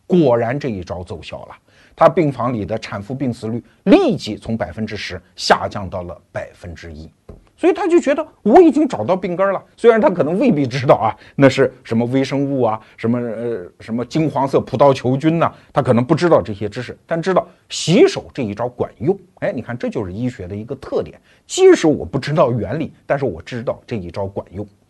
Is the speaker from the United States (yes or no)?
no; China